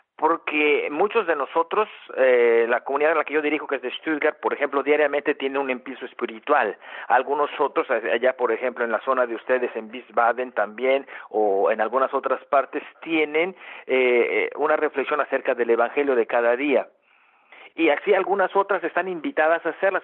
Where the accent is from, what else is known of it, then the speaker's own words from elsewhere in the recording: Mexico; now in Germany; yo soy mexicano